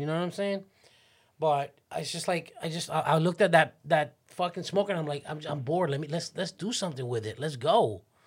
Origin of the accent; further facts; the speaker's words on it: Miami Beach, Florida, United States; I grew up on, on South Beach